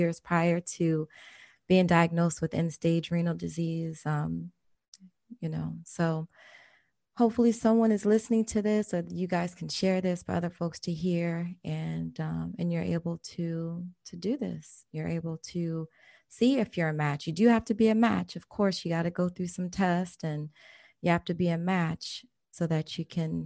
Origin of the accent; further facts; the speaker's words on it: Maryland, United States; now in Florida, United States; I'm from Maryland